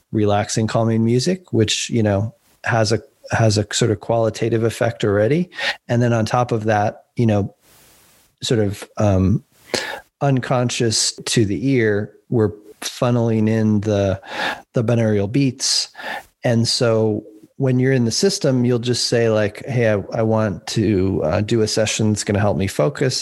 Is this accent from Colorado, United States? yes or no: yes; Boulder, Colorado, United States; growing up in Boulder, Colorado